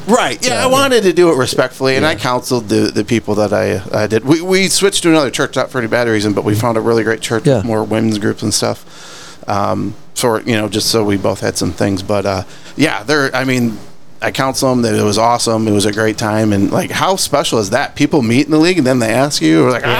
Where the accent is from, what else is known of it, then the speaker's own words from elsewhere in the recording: Wisconsin, United States; moved away as an adult; now in Texas, United States; I'm from Wisconsin originally. I moved here in 99, so I've been here a while.